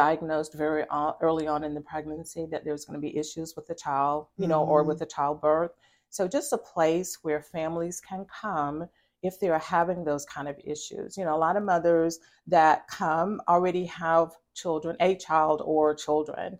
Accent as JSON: {"language": "English", "town": "Atlanta", "region": "Georgia", "country": "United States", "moved": "as an adult", "lives_now": "Jacksonville, United States", "said": "I'm from Atlanta"}